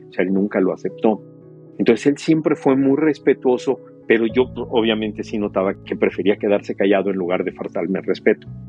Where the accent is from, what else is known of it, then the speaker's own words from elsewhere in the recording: Mexico; moved away; yo crecí en México